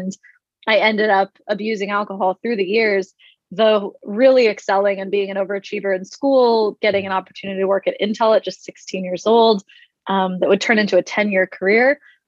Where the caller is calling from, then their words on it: Hideaway, Texas, United States; I'm calling in from Hideaway, Texas, little town out in East Texas.